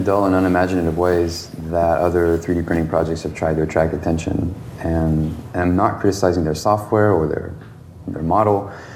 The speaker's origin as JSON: {"language": "English", "region": "the South", "country": "United States", "said": "I'm from the South"}